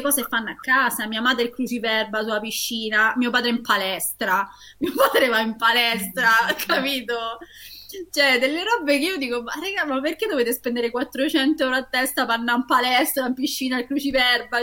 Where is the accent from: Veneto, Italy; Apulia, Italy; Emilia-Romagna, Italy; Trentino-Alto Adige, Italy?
Apulia, Italy; Taranto; io che sono nata e cresciuta a Taranto